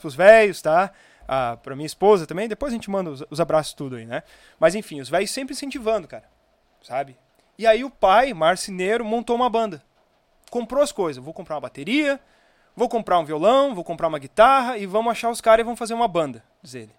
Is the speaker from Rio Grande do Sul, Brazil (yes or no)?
yes; Viamão, Rio Grande do Sul, Brazil; also born or lived in Osório; eu sou natural de Viamão